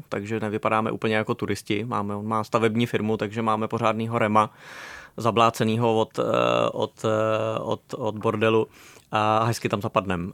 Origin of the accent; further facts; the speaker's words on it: Bohemia, Czechia; u nás v Čechách